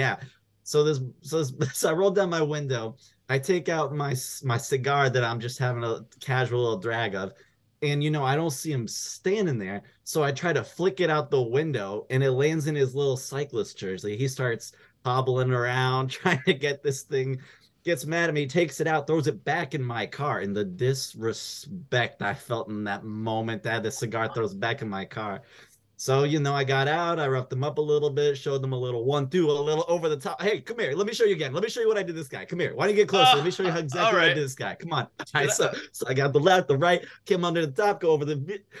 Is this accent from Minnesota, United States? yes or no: no; Buffalo, New York, United States; Upstate, I'm from Buffalo.